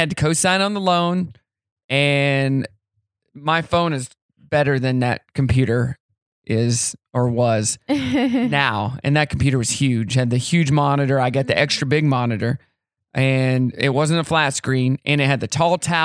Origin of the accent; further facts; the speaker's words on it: Elk River, Missouri, United States; now in Northwest Arkansas, United States; I grew up on the Elk River in Missouri.